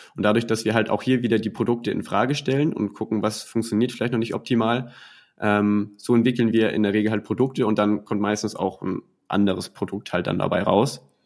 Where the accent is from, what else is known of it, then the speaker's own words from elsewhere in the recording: Schleswig-Holstein, Germany; Ich komme aus Schleswig-Holstein